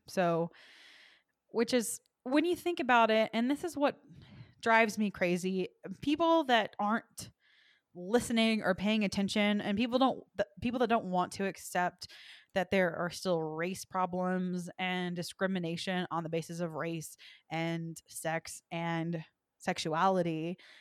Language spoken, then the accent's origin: English; the South, United States; I am from the South